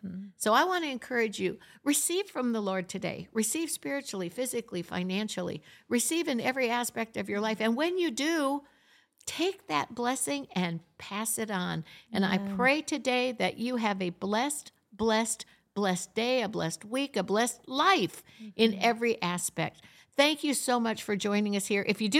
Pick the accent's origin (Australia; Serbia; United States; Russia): United States; Florida; also born or lived in Michigan; Yeah, I was brought up in Florida.